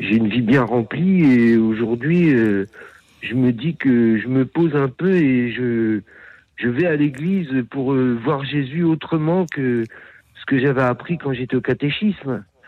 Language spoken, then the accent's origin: French; Orléans, Centre-Val de Loire, France; also born or lived in Bourges; moi, je suis natif d'Orléans